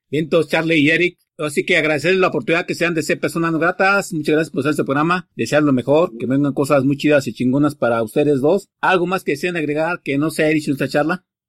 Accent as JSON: {"language": "Spanish", "country": "Mexico", "said": "como buen mexicano y marxista que somos"}